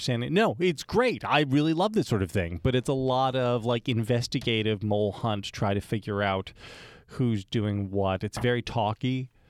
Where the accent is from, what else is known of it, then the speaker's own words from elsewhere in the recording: United States; growing up in America